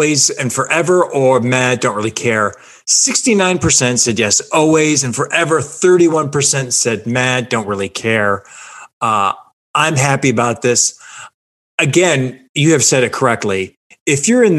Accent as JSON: {"language": "English", "town": "Cleveland", "region": "Ohio", "country": "United States", "tie": "born or raised there", "also_born_or_lived": "New Hampshire / Chicago", "moved": "yes", "lives_now": "Los Angeles, United States", "said": "growing up in Cleveland in the 80s"}